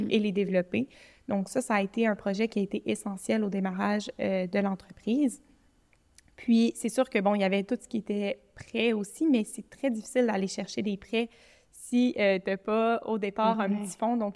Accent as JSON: {"language": "French", "town": "Montreal", "region": "Quebec", "country": "Canada", "lives_now": "Quebec City, Canada", "said": "moi, je suis partie de Montréal, puis j'ai déménagé à Québec"}